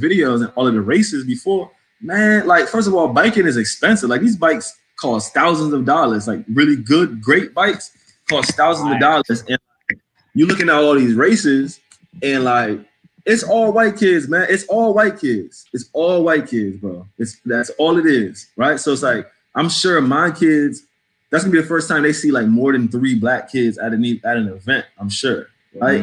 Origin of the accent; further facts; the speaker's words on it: New England, United States; accent: New England; also born or lived in New Jersey / Connecticut; now in Washington, D.C., United States; I sound like I'm from New England. I'm a New England boy.